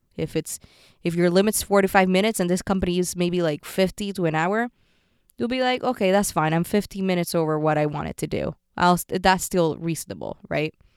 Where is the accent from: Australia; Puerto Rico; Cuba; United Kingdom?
Puerto Rico; moved away; also born or lived in San Francisco / New York; I grew up in Puerto Rico